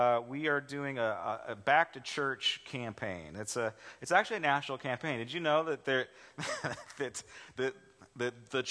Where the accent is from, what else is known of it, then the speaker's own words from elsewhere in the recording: Los Angeles, California, United States; moved away as an adult; also born or lived in Charleston, South Carolina; I was from Los Angeles. I'm like, I don't live in Los Angeles. I live in the suburbs